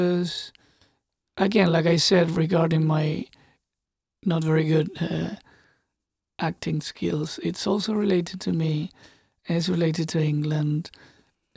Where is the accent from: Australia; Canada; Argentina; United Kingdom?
Argentina; I was born and raised in Argentina